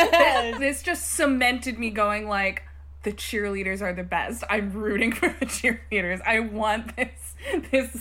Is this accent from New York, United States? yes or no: yes; Hudson Valley, New York, United States; I grew up in the Hudson Valley, but my parents are from the Midwest